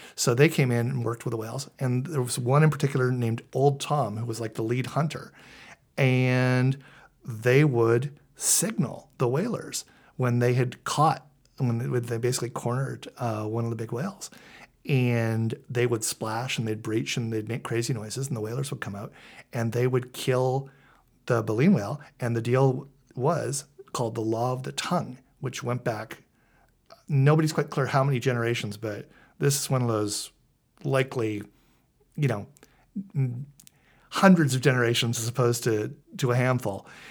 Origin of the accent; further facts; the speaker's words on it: Vancouver, British Columbia, Canada; I grew up in Vancouver. I'm a Scanna kid